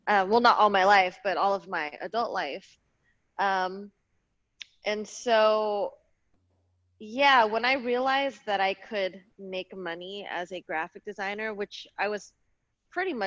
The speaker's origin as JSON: {"language": "English", "area": "Bay Area", "region": "Northern California", "country": "United States", "tie": "born or raised there", "also_born_or_lived": "Los Angeles, California", "said": "I grew up in the Bay Area in Northern California, right outside of Oakland"}